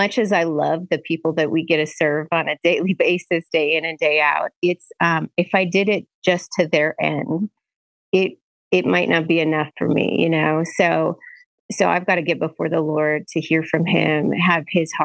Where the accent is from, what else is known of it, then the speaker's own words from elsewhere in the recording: Bismarck, North Dakota, United States; I'm originally from North Dakota, born and raised in Bismarck.